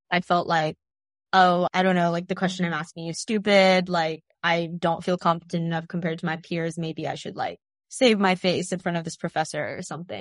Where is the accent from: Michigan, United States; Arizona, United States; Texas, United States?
Texas, United States; Tyler; We're both from Texas